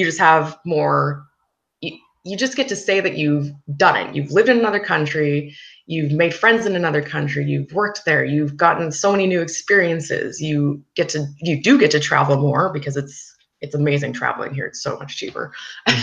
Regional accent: Canada; moved away as an adult; I'm actually from Canada.

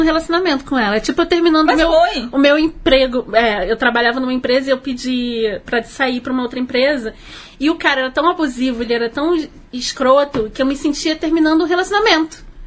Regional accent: Rio de Janeiro, Brazil; eu sou carioca, né? Como toda boa carioca

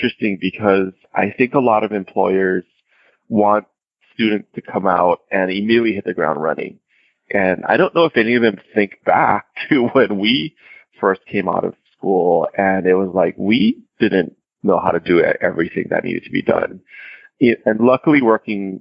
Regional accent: Hawaii, United States; I'm originally from Hawaii, born and raised in Hawaii

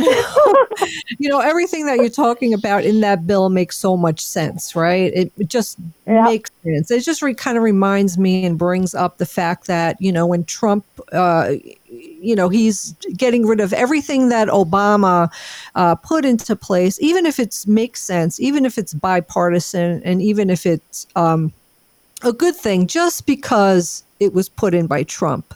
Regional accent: New York, United States; I have Sicilian blood, and I'm from New York.

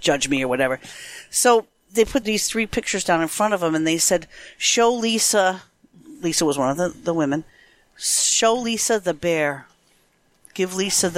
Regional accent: Connecticut, United States; I'm from Connecticut, so I talk normally, right? I don't have any dialect per se.

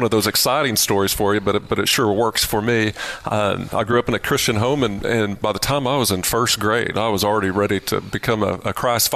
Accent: Lubbock, Texas, United States; moved away as an adult; I was from Lubbock and had the opportunity to move back and work with them

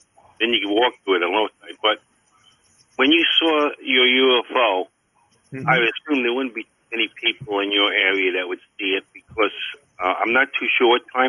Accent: St. James, New York, United States; I grew up in St. James.

